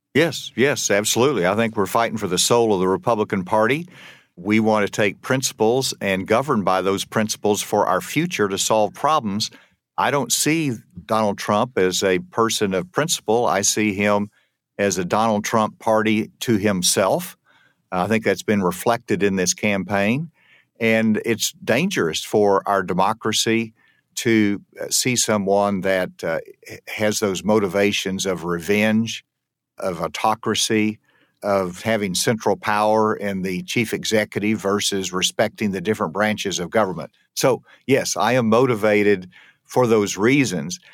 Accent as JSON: {"language": "English", "region": "Arkansas", "country": "United States", "tie": "born or raised there", "said": "my home state"}